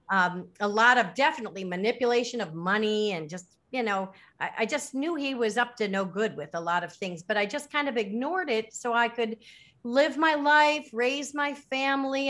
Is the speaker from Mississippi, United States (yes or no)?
no; Lake Forest, Illinois, United States; moved away as an adult; also born or lived in Miami, Florida / Chicago; now in Caribbean; I was born in Miami, but I grew up in Lake Forest, Illinois